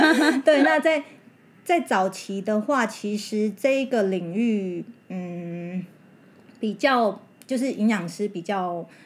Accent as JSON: {"language": "Chinese", "region": "central-southern Taiwan", "country": "Taiwan", "said": "那种嗯。乡下来的哈，都是我中南部的人"}